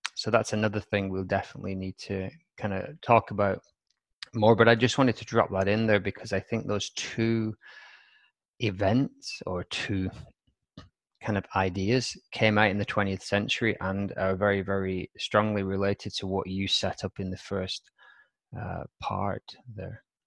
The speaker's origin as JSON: {"language": "English", "town": "Wigan", "region": "North West England", "country": "United Kingdom", "tie": "born or raised there", "said": "my hometown's, uh, Wigan"}